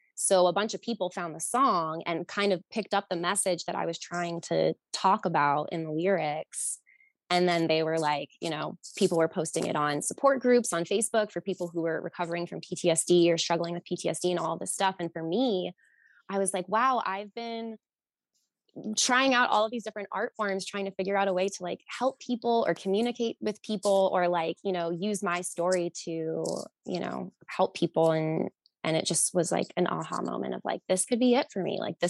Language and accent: English; New Jersey, United States; also born or lived in Rhode Island / Boston; No, I am from New Jersey, Rhode Island, Boston. So East Coast girl.